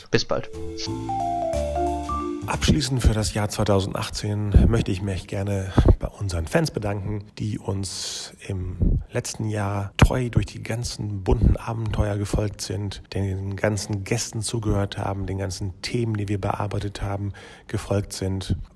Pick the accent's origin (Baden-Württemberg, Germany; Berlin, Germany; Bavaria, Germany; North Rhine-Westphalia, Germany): North Rhine-Westphalia, Germany; Bielefeld; Vor allem muss ich als Bielefelder ja eh sowieso über Herrn Monau vielleicht was erzählen.